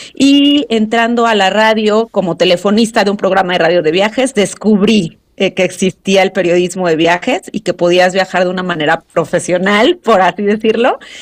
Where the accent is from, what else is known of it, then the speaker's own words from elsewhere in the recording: Mexico City, Mexico; yo soy de la Ciudad de México, acá nací